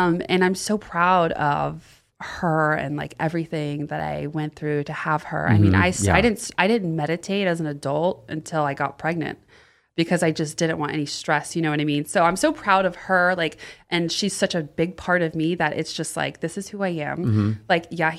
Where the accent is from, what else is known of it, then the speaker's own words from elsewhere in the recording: the South, Florida, United States; also born or lived in Austin, Texas; now in Los Angeles, United States; I grew up in the South.